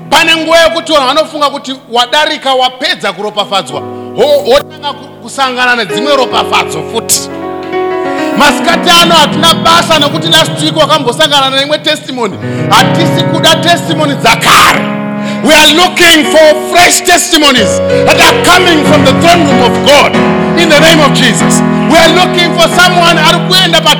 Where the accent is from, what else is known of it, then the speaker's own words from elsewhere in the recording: Gokwe, Midlands, Zimbabwe; moved away; kumusha kwangu gokwe